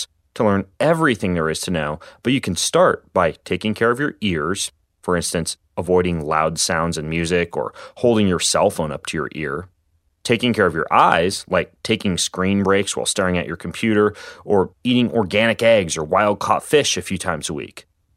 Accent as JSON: {"language": "English", "town": "Spokane", "region": "Washington", "country": "United States", "tie": "born or raised there", "said": "the local ice rink here in my hometown of Spokane, Washington."}